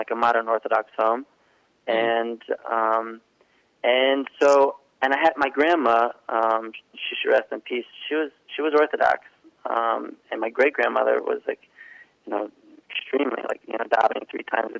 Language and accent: English; Cape May, New Jersey, United States; I grew up in New Jersey. I grew up in a town called Cape May. It's all the way South Jersey.